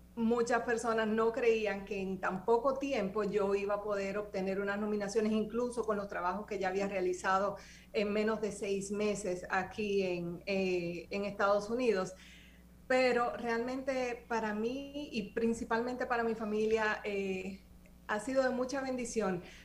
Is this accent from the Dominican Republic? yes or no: yes; Dominican Republic; moved away as an adult; now in Boston, United States; nosotros como dominicanos